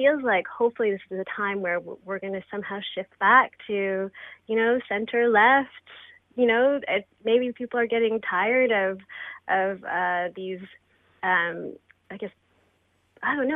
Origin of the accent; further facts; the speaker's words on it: Brantford, Ontario, Canada; moved away as an adult; now in Toronto, Canada; I came here from Brantford seeking opportunities to pursue arts and university